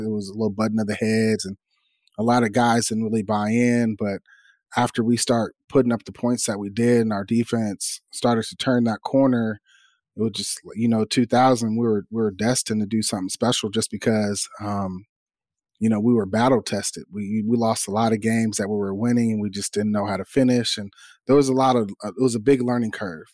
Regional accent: California, United States; moved away as an adult; I'm from California

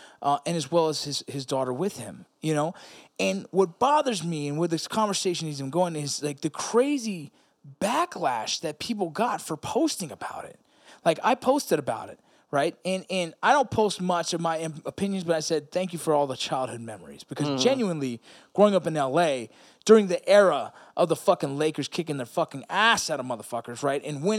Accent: California, United States; Kobe passed away, and fuck, that's hard for someone growing up in Southern California, right?

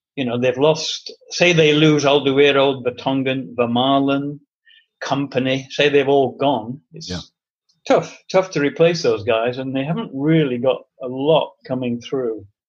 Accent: Manchester, North West England, United Kingdom; I'm from Manchester, um, from the old Trafford end

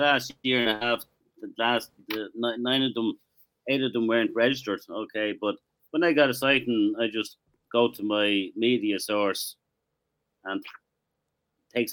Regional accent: Ireland; I'm Irish

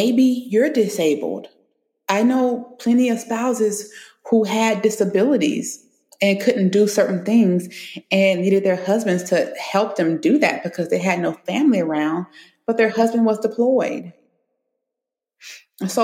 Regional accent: Baton Rouge, Louisiana, United States; moved away as an adult; also born or lived in Florida / California; I'm from Baton Rouge

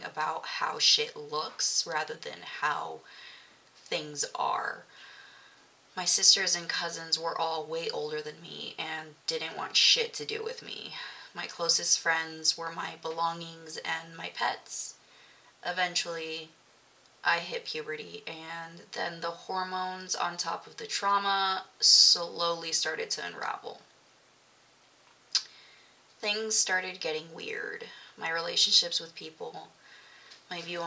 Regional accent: Milpitas, California, United States; I grew up in the Bay Area, California. Milpitas, to be exact

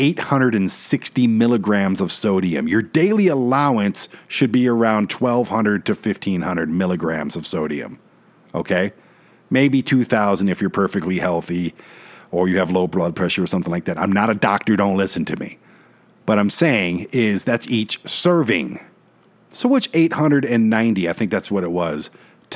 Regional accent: Detroit, Michigan, United States; we grew up in Detroit

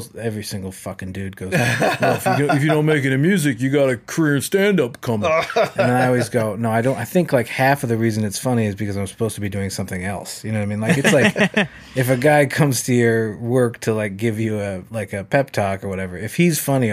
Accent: Canada; I'm from Canada

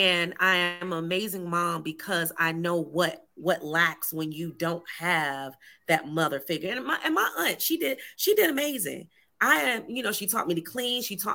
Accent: Atlanta, Georgia, United States; born there; also born or lived in Cleveland, Ohio; I was born in Atlanta, Georgia, ended up joining the Navy from Cleveland, Ohio.

